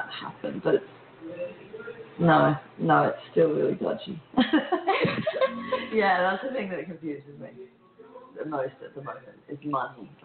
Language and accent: English; Australia; also born or lived in London; we're Australian